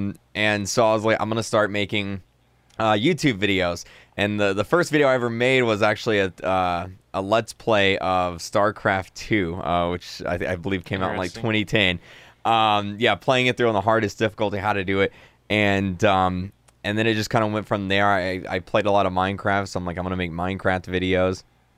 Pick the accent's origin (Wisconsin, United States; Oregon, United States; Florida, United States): Florida, United States; the town I grew up in Florida, it has about 3,000 people that lived in it